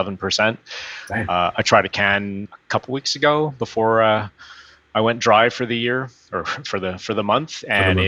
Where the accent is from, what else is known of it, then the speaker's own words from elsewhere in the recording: Northern Alberta, Canada; moved away; I'm from Northern Alberta